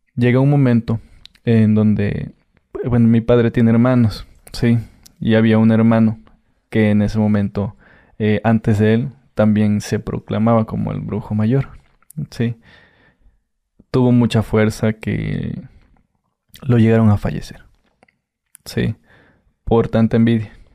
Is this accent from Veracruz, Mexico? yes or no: yes; Catemaco, Veracruz, Mexico; yo soy de Catemaco